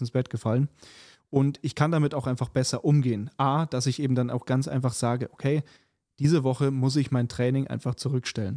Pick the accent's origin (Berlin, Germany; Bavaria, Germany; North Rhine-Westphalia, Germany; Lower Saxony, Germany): Bavaria, Germany; Munich; moved away; mit Bayern und München quasi, ähm, dadurch, dass es ja meine alte Heimat ist